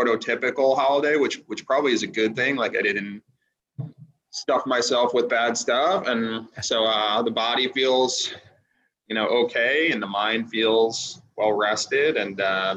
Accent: Glen Cove, New York, United States; also born or lived in Sea Cliff, New York; So I was born on Long Island. I was born in a small community outside of Oyster Bay called Glen Cove

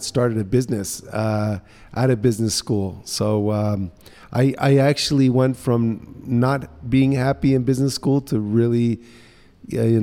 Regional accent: New Orleans, Louisiana, United States; moved away as an adult; also born or lived in Guatemala / Australia / England; now in Antigua, Guatemala; I really actually grew up in New Orleans. So New Orleans was kind of my grade school, high school

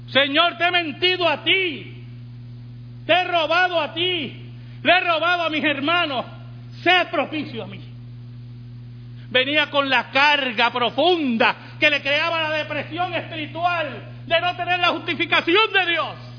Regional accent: Puerto Rico

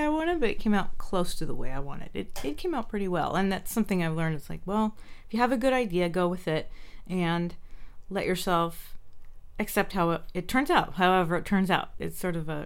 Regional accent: San Jose, California, United States; also born or lived in Santa Cruz Mountains, California / Los Gatos, California; I grew up in San Jose, so it was pretty much blocks from where I live now. Almaden area, San Jose.

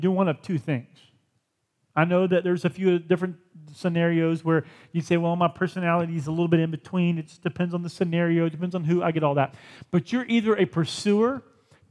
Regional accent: United States; I want to be more Christian than I am American.

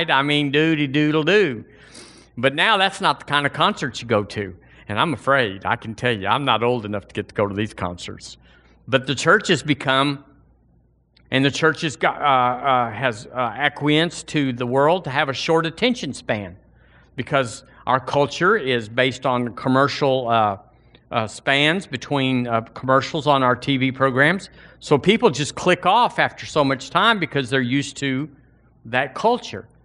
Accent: Alabama, United States; I was born and raised in Alabama. This is my home, this is my culture

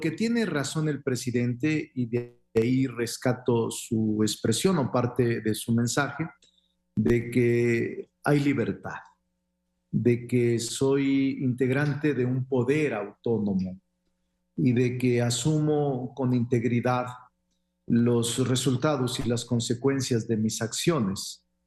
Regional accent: Mexico

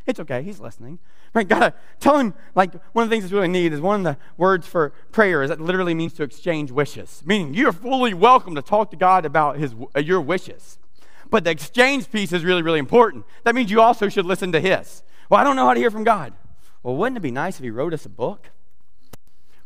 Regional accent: South Georgia, United States; I grew up in South Georgia

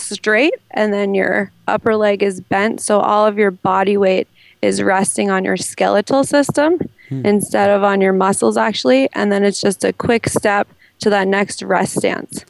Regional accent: New England, United States; I'm from New England

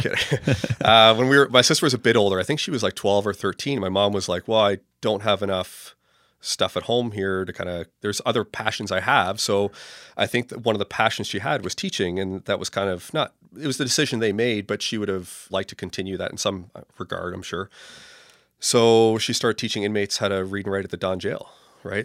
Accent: Toronto, Ontario, Canada; I was born and raised in Toronto, kind of in the southeast end in the Beaches area.

